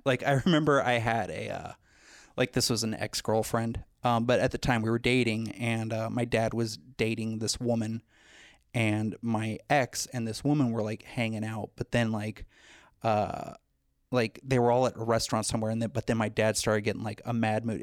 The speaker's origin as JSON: {"language": "English", "town": "Los Angeles", "region": "California", "country": "United States", "tie": "born or raised there", "said": "I was born in the San Fernando Valley"}